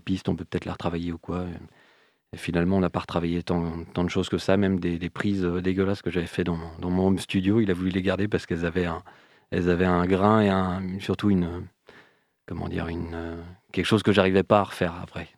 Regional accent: Rennes, Brittany, France; je suis originaire de Rennes

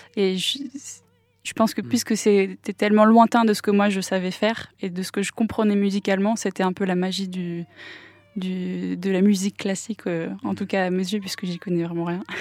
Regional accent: Nantes, Pays de la Loire, France; first language English; French is a second language; also born or lived in Auckland, New Zealand; je suis de Nantes, euh, Chantenay très précisément. J'ai grandi ici

